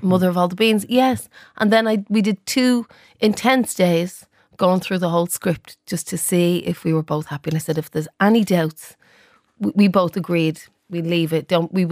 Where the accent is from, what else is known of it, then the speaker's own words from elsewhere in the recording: Dublin, Leinster, Ireland; I'm from the Liberties